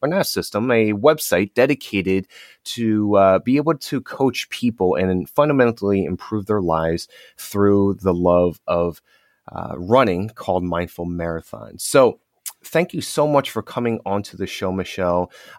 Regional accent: Morristown, New Jersey, United States; born there; So I was born in Morristown, and then my family moved to Eatontown, and then Morganville, and then eventually Marlborough.

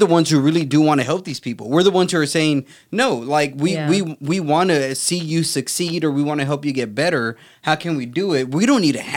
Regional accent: Brownsville, Texas, United States; I'm Texas, baby. Born and raised

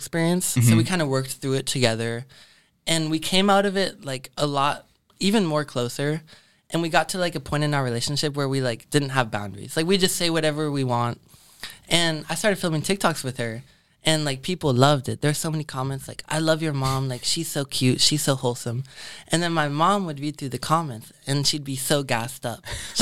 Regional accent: Eugene, Oregon, United States; moved away as an adult; now in Boston, United States; I'm from Eugene, Oregon

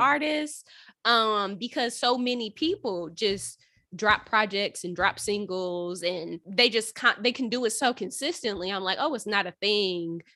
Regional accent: St. Louis, Missouri, United States; moved away as an adult; now in California, United States; I'm from Saint Louis

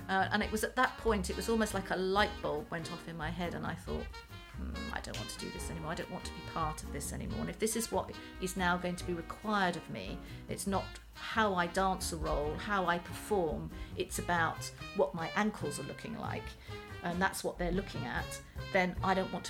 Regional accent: Ramsgate, South East England, United Kingdom; I was born in Ramsgate. Ramsgate is a small coastal town

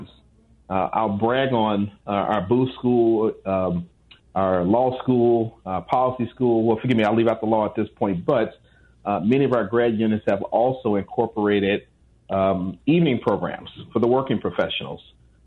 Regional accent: Chicago, Illinois, United States; I'm from Chicago

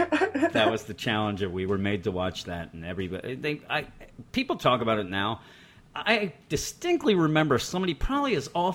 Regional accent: Philadelphia, Pennsylvania, United States; I'm from the Philadelphia area.

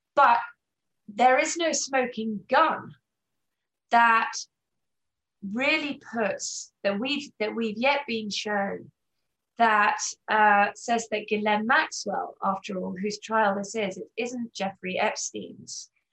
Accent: England, United Kingdom; moved away as an adult; now in United States; I grew up in England um, and moved to America in 1997 in my mid 20s with my then husband

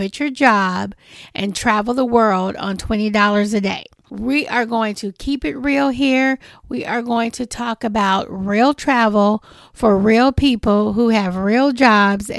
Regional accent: Nashville, Tennessee, United States; I was born and raised in Nashville, Tennessee

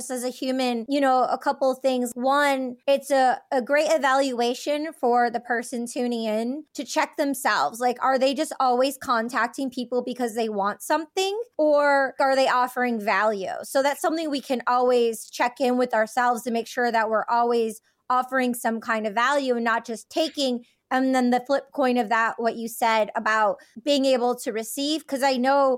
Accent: Michigan, United States; I'm from Michigan

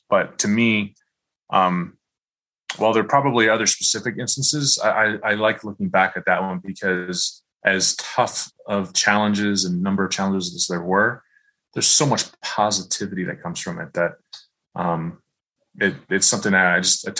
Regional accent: Midwest, United States; growing up in the Midwest, very culturally homogenous. I remember in my high school and even college, there were very few minorities, including Black people in school.

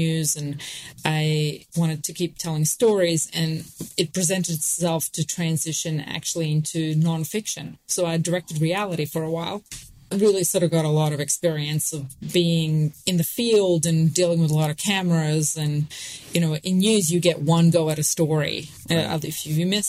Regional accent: Sydney, New South Wales, Australia; accent: Australian; moved away as an adult; also born or lived in New York / Pennsylvania; When I first moved from Sydney, I moved to New York

